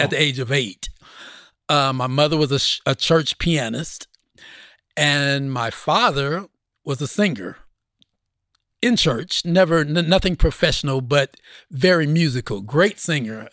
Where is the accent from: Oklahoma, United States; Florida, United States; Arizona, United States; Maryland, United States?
Oklahoma, United States; Oklahoma City; growing up in Oklahoma at that time